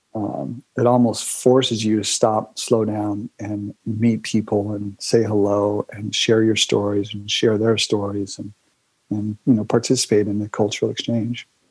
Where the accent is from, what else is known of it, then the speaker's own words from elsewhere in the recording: California, United States; I was from California. I mean, it's like written on my forehead